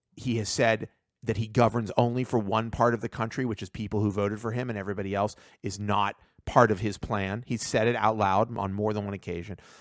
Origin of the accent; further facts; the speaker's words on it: United States; I was born in America. I'm, like, second generation in America